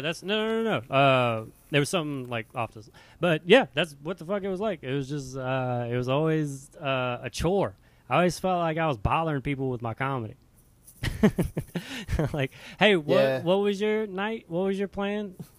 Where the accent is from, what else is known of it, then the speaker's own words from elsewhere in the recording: Louisiana, United States; moved away as an adult; now in Seattle, United States; I moved from Louisiana, moved to Seattle